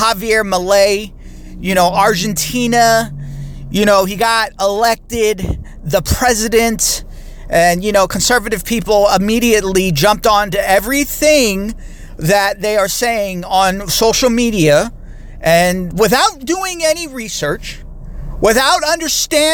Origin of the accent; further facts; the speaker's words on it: United States; I'm American